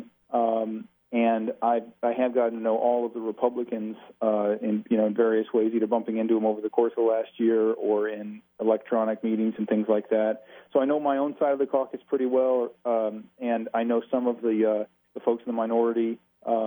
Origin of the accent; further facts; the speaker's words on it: Ypsilanti, Michigan, United States; moved away as an adult; now in Hillsdale County, United States; I was born and raised in Ypsilanti